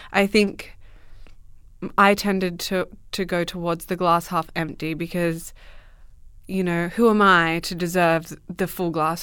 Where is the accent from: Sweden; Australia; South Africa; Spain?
Australia; Merredin, Western Australia; also born or lived in Dubbo, New South Wales; I grew up in Australia, in the middle of Western Australia